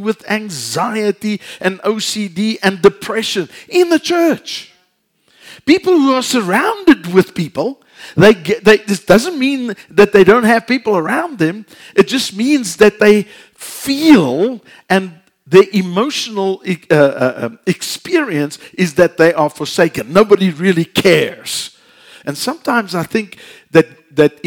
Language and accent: English; South Africa; moved away; we're from South Africa